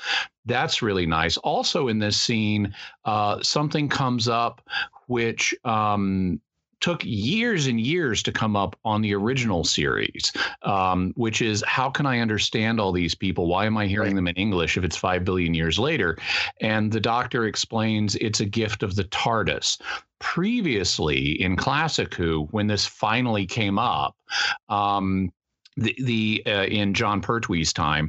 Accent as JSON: {"language": "English", "region": "Mid-South", "country": "United States", "moved": "yes", "lives_now": "San Diego, United States", "said": "I'm from the Mid South"}